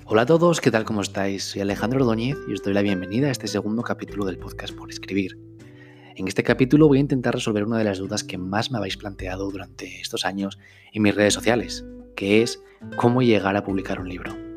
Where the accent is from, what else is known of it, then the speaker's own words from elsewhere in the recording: Spain; soy un escritor español